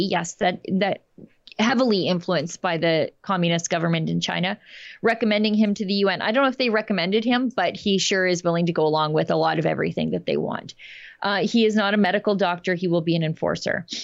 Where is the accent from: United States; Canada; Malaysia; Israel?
Canada; When I first traveled to Switzerland in the 70s as a Canadian, I was shocked to see police with automatic rifles all over the place.